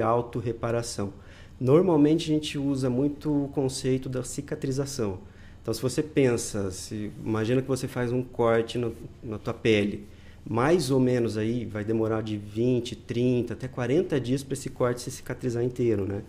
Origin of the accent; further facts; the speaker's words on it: interior of Paraná, Brazil; na minha região, eu sou do interior do Paraná